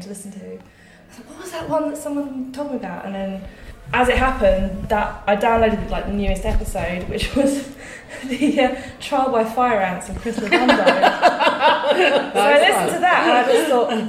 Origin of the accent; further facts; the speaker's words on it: Surrey, South East England, United Kingdom; I am from Surrey, which is sort of southwest of London